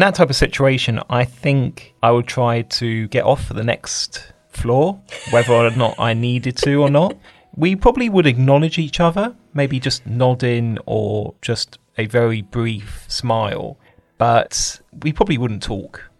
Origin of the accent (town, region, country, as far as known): United Kingdom